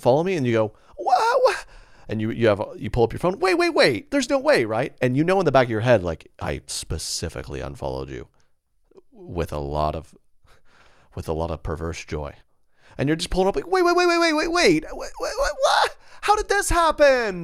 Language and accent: English; Oklahoma City, Oklahoma, United States; I'm from Oklahoma City area